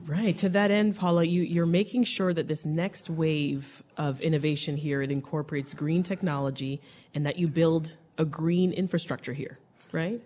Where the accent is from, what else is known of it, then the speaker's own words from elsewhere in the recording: Jamaica; now in Chicago, United States; I grew up in Jamaica, so I grew there up taking those buses